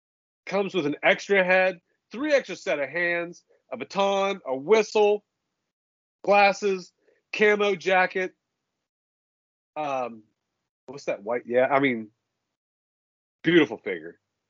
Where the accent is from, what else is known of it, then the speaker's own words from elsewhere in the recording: Ohio, United States; I'm from Ohio.